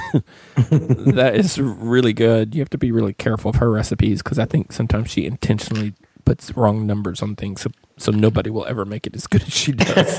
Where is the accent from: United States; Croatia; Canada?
United States; Appalachian Mountains; now in Atlanta, United States; I grew up in the Appalachian Mountains